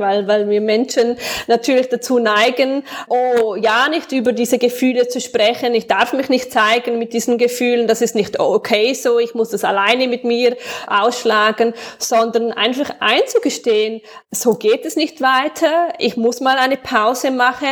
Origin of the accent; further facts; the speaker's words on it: Switzerland; accent: Swiss German; first language Swiss German; meinem eigenen Dialekt